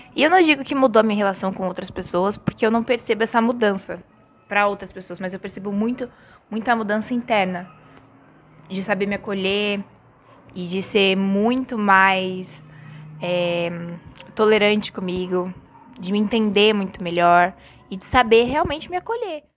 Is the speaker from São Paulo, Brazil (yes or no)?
yes; São Paulo, Brazil; sou aqui de São Paulo